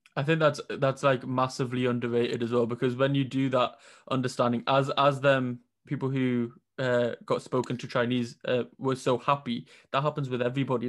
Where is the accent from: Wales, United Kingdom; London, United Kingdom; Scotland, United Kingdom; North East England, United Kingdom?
North East England, United Kingdom; Newcastle upon Tyne; I'm from Newcastle, and there wasn't that variety up here